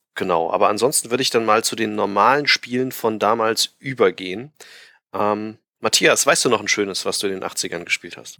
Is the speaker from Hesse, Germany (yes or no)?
yes; Frankfurt, Hesse, Germany; bei uns in Frankfurt, in Hessen